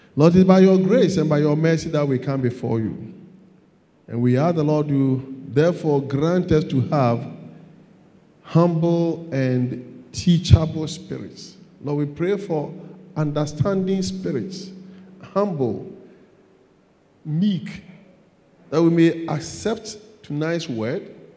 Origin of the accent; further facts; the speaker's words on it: Ghana; I'm a Ghanaian. I live in Ghana.